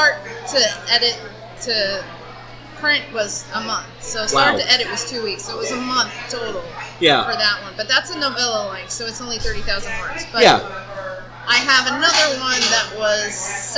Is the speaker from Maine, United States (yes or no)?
yes; Maine, United States; I'm from Maine